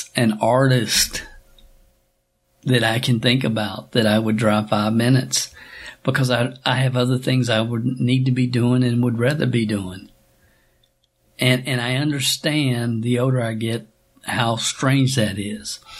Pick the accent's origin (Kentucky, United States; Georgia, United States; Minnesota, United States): Kentucky, United States; Stamping Ground; I'm a kid from Stamping Ground, Kentucky, population 400